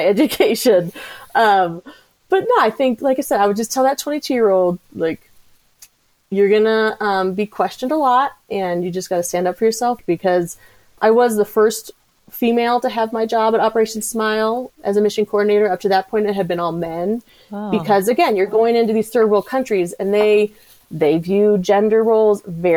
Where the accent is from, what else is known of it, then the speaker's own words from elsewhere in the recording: Colorado, United States; also born or lived in New Hampshire; I grew up in Colorado